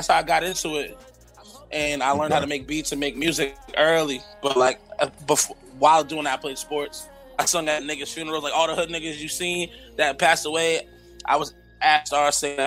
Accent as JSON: {"language": "English", "town": "Boston", "region": "Massachusetts", "country": "United States", "tie": "born or raised there", "said": "I'm from Roxbury, like, born and raised"}